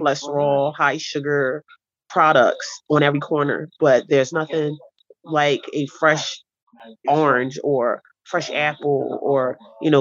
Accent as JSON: {"language": "English", "town": "Philadelphia", "region": "Pennsylvania", "country": "United States", "tie": "born or raised there", "said": "here in West Philadelphia, I was born here in Philadelphia, in West Philadelphia"}